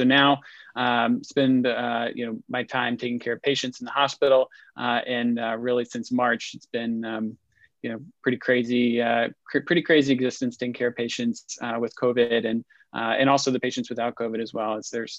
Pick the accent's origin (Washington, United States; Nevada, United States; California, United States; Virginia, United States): Virginia, United States; Roanoke; moved away as an adult; also born or lived in Auburn, Alabama / United Kingdom; now in Cambridge, Massachusetts, United States; I grew up in Roanoke, Virginia, and then made my way to Auburn for swimming. And so I was there from 2006 to 2010